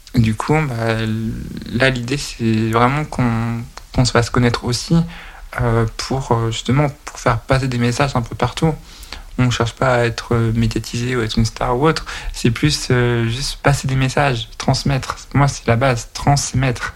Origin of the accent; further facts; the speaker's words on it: Nantes, Pays de la Loire, France; je suis originaire de Nantes